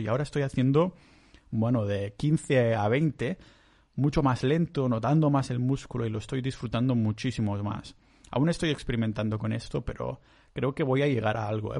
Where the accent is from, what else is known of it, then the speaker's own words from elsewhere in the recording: Catalonia, Spain; yo soy muy catalán